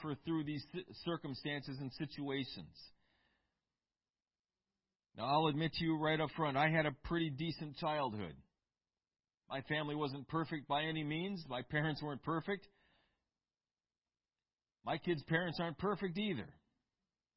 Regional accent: Eau Claire, Wisconsin, United States; I grew up in Eau Claire, Wisconsin

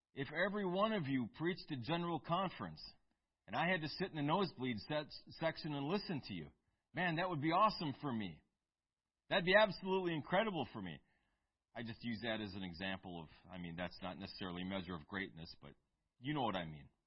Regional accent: United States; I'm American

